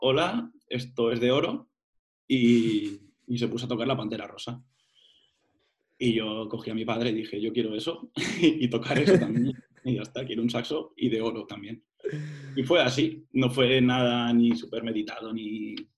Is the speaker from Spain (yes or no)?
yes; Burjassot, Valencian Community, Spain; moved away as an adult; Me apunté a la, banda de Burjasot, de mi pueblo